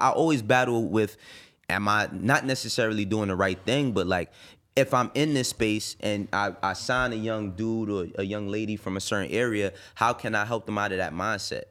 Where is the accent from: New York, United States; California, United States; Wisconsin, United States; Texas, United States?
New York, United States; New York City; also born or lived in Harlem; I was born and raised in the Bronx. I moved to Harlem when I was twelve